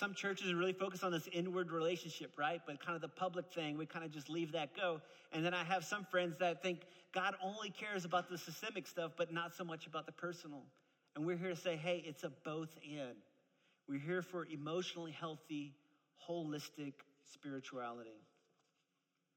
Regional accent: New Orleans, Louisiana, United States; moved away; I'm actually originally from New Orleans, Louisiana, and my dad's a Pentecostal preacher man, okay? So that's how I grew up

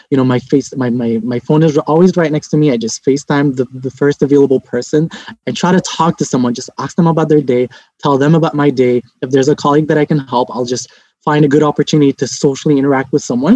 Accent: Lebanon; now in Montreal, Canada; I'm originally from Lebanon

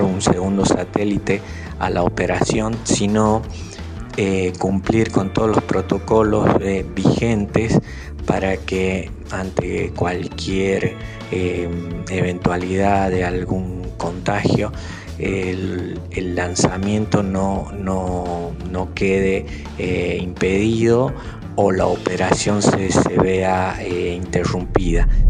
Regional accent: Aguilares, Tucumán, Argentina; moved away as an adult; also born or lived in Concepción, Tucumán / Buenos Aires; now in Falda del Cañete, Argentina; Hice mi escuela primaria en la Escuela Fría Silva, que está justo al frente de la plaza principal en Aguilares. Luego la secundaria la hice en Concepción

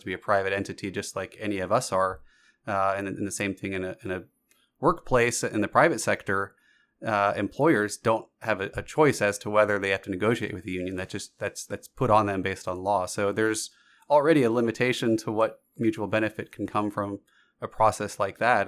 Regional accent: Georgia, United States; myself growing up in Georgia

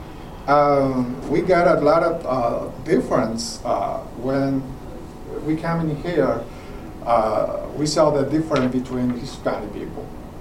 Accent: Paraguay; English is a second language; moved away as an adult; now in Georgia, United States; I am original from Paraguay, South America.

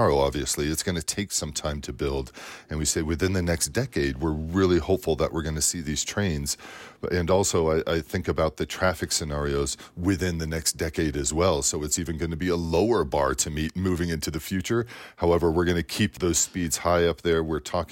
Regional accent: Front Range, Colorado, United States; I grew up in Colorado here on the Front Range

